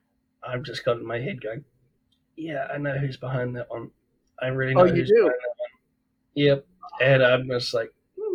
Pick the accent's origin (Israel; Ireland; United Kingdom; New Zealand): New Zealand; accent: southern drawl, Kiwi; we had the long freaking discussion about my long freaking southern drawl as in the freaking Kiwi one. So I'm not exactly the best speaker of English either